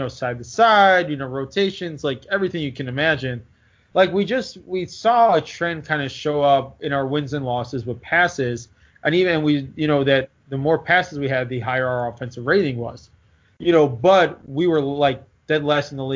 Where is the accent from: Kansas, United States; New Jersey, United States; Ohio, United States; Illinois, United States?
Illinois, United States; Chicago; I'm from Chicago